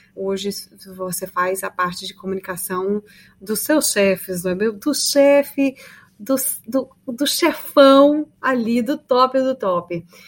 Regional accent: Brazil; nós brasileiros

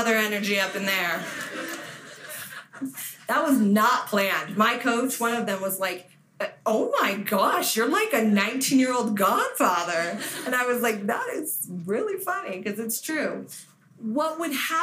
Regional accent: Las Vegas, Nevada, United States; moved away; I was from Vegas

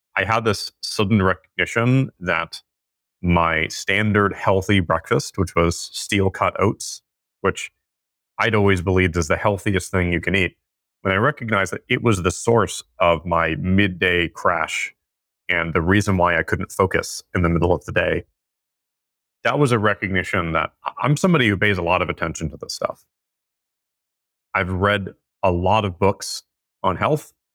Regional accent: California, United States; the way that I was raised in California

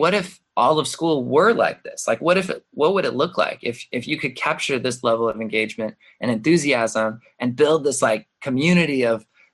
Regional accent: Mesa, Arizona, United States; moved away as an adult; also born or lived in Boston, Massachusetts / San Francisco area / Milwaukee, Wisconsin; I came back to Mesa, which I grew up in Mesa, but I had left.

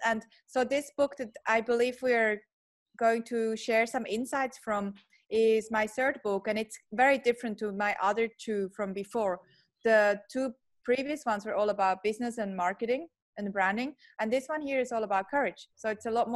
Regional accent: Switzerland; moved away as an adult; now in Australia; a Swiss born Aussie now. I grew up in Switzerland and have been in Australia for 15 years, still have an accent

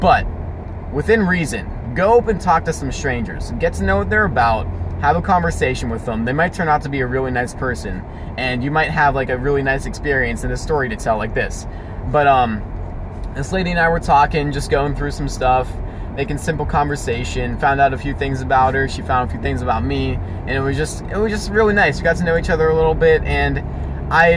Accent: Pittsburgh, Pennsylvania, United States; We're from Pittsburgh

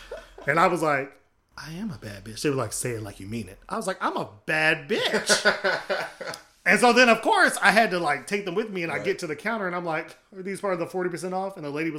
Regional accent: United States; When I think of Africa, unfortunately, because I'm an American

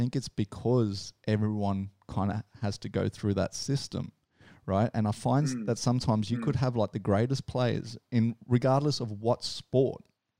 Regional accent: Dunedin, Otago, New Zealand; moved away; grew up in Dunedin, South Island.

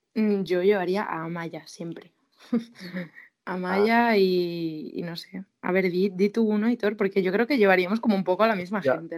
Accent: Galicia, Spain; yo soy gallega

